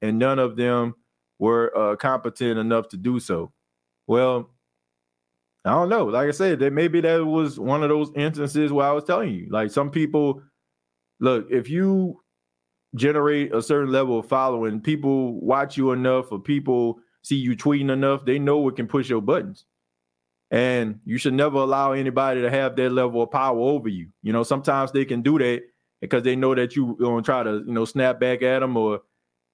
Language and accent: English; Louisiana, United States; also born or lived in Mississippi; I'm from Louisiana and LSU is there.